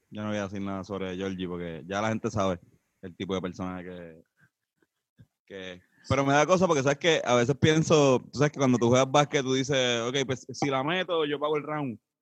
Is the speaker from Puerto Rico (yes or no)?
yes; San Juan, Puerto Rico; aunque no soy de Carolina, soy de San Juan